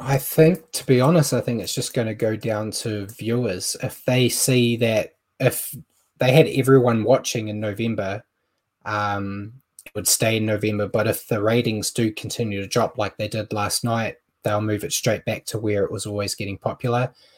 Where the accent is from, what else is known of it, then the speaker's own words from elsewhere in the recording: New Zealand; being a Kiwi